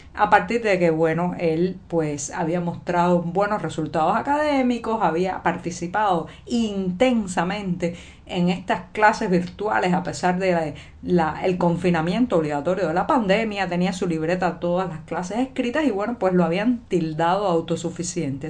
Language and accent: Spanish; Cuba; cubana, periodista, ciudadana